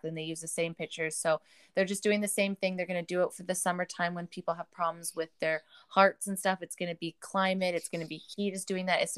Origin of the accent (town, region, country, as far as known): Canada